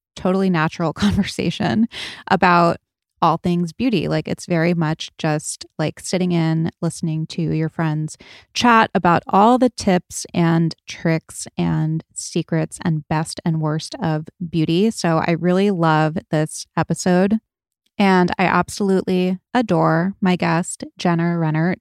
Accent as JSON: {"language": "English", "region": "New England", "country": "United States", "tie": "born or raised there", "said": "I grew up in New England where it was cold during the winters"}